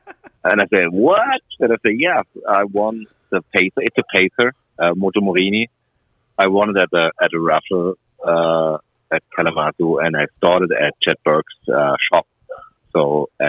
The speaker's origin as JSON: {"language": "English", "region": "southwest Germany", "country": "Germany", "tie": "born or raised there", "also_born_or_lived": "Mexico City, Mexico", "second_language": "English", "said": "I was born in Mexico City, but I never learned Spanish. So I grew up in Germany."}